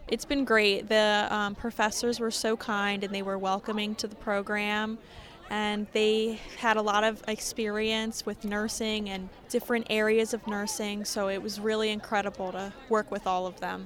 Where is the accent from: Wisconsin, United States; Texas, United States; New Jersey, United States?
New Jersey, United States; Marlton; I'm from Marlton, New Jersey